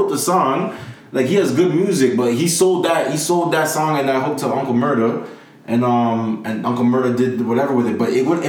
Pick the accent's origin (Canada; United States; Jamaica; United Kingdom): Jamaica; I'm not even Nigerian, fam. I'm Jamaican.